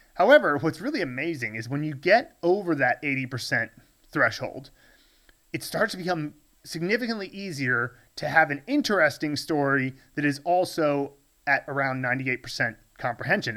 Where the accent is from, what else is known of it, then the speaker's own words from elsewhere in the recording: United States; moved away as an adult; now in Chengdu, China; when I was growing up in the States